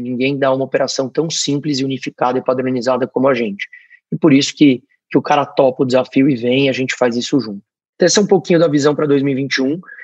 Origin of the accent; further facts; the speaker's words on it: Brazil; somos nós, brasileiros